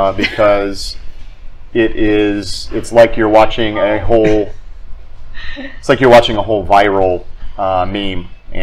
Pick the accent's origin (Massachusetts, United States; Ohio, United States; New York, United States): Ohio, United States; Akron; moved away as an adult; also born or lived in New England; I grew up in Akron, Ohio.